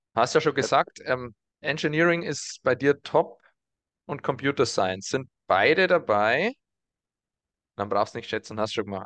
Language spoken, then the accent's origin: German; around Burghausen, Bavaria, Germany; aus der Region, aus der wir kommen, so muss ich sagen ähm, um Burghausen rum